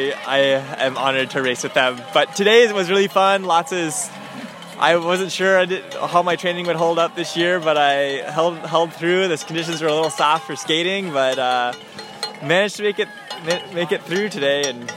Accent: Grand Rapids, Minnesota, United States; now in Boston, United States; I'm from Grand Rapids, Minnesota, but I live in Boston these days.

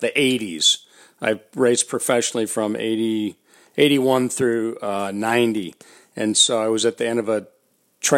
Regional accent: Detroit and Chicago, Midwest, United States; also born or lived in Minneapolis, Minnesota; I decided to stay in the Midwest where I'm from. I grew up in Detroit and then Chicago, and then I was living in Minneapolis.

